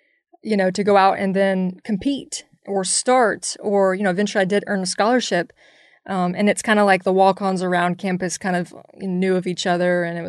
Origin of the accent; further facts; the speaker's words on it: Jacksonville, Florida, United States; I mean, I grew up in an area where, you know, I'm from Jacksonville, Florida. So we're a lot of Seminoles, Gators.